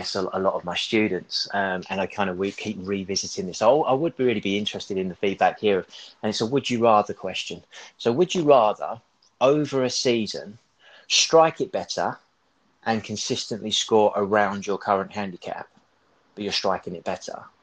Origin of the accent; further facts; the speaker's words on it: Kent, South East England, United Kingdom; I grew up in Kent